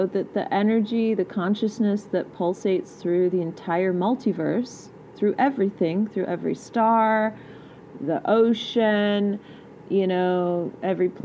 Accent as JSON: {"language": "English", "region": "England", "country": "United Kingdom", "tie": "born or raised there", "said": "I am English. Born there."}